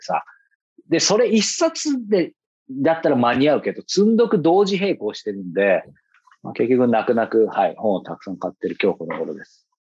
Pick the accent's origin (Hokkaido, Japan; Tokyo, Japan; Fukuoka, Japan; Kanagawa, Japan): Kanagawa, Japan; Yokohama; 僕の地元の横浜